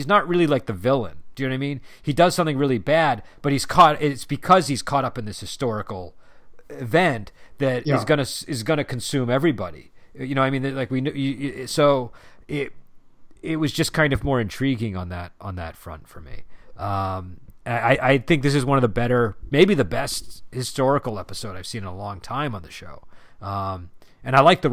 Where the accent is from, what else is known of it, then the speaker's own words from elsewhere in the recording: United States; as an American